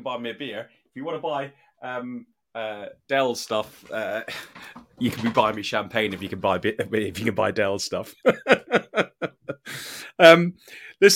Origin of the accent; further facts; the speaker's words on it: Ireland; I'm an Irishman.